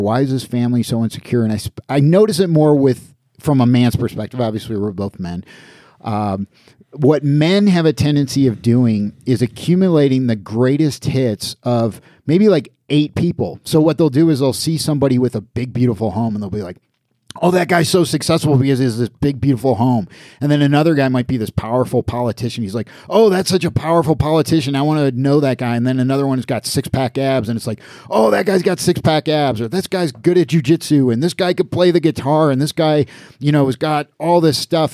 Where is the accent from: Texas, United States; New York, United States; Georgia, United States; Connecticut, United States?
New York, United States; Niagara Falls; moved away as an adult; also born or lived in Atlanta; I grew up in Niagara Falls, New York, right on the Canadian border, on the American side